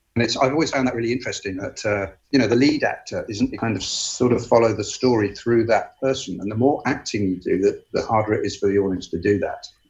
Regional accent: England, United Kingdom; I'm English

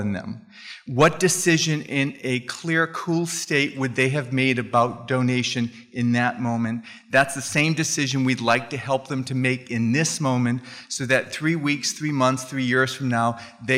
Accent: Phoenix, Arizona, United States; I'm from Phoenix

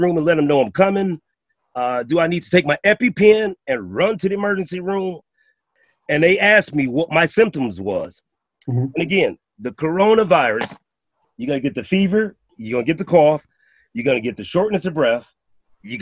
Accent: Milwaukee, Wisconsin, United States; I'm from out of state. I'm from Milwaukee, Wisconsin

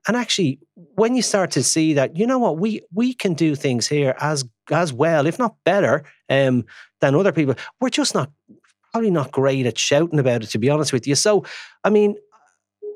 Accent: Ireland; Just as an Irish

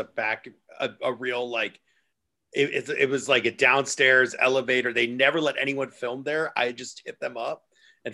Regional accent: New York, United States; moved away as an adult; now in Los Angeles, United States; I'm born and raised in New York

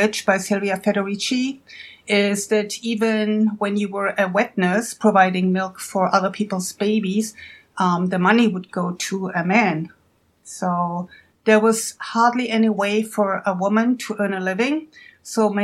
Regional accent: Germany; now in United States; I'm originally from Germany, but have been in the United States for a long time.

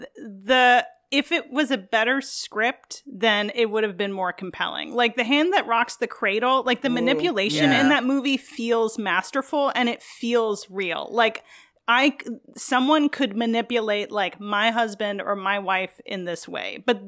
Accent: New York, United States; I'm from New York.

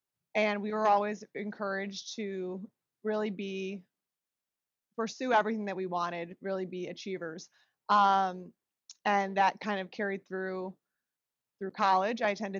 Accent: Lemont, Illinois, United States; I grew up in Lamont, which is about 30 miles outside of the city. It's just a southwest suburb of Chicago. Was born and raised there, lived there my whole life until college.

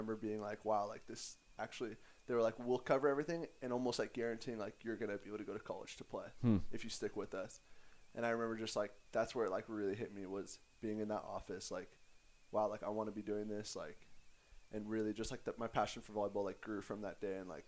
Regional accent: San Diego, California, United States; also born or lived in Arizona; grew up going to high school over in San Diego

